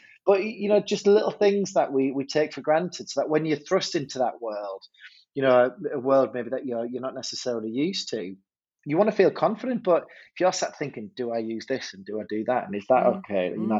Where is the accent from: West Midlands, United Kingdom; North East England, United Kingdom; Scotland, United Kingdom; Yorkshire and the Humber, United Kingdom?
North East England, United Kingdom; Hartlepool; accent: northern; also born or lived in Durham; my time growing up in Hartlepool